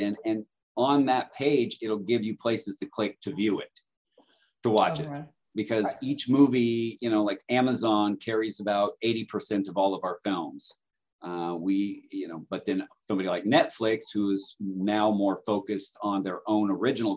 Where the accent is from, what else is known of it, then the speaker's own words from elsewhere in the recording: Southern California, United States; moved away as an adult; now in Phoenix, United States; I'm from Southern California.